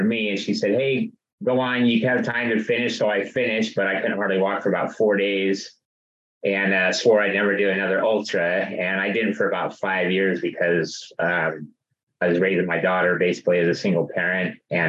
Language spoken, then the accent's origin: English; Foresthill, California, United States; also born or lived in Auburn, California / San Diego, California; born in Auburn, lived in Foresthill all of my life, other than 4 years in the Navy, mainly in San Diego